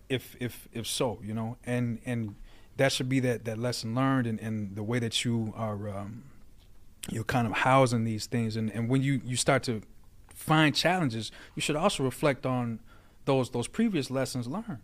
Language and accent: English; Aurora, Illinois, United States; also born or lived in Naperville, Illinois / Georgia; I grew up in Aurora, in Naperville